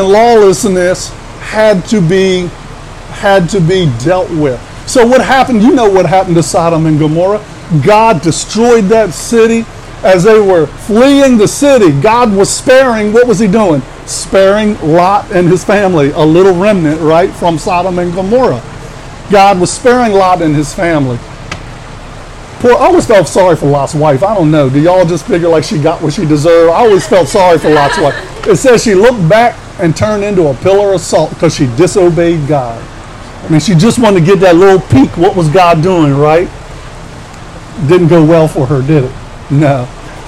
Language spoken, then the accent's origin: English; Washington, District of Columbia, United States; born or raised there; now in Baltimore, United States